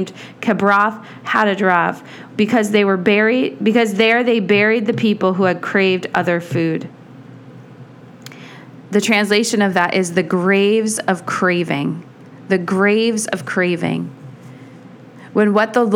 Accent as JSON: {"language": "English", "country": "United States", "said": "for us as American Christians"}